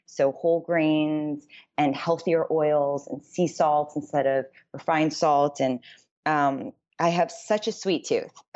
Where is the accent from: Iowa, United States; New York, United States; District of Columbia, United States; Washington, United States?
New York, United States; New York City; moved away as an adult; also born or lived in Los Angeles, California; I grew up in New York City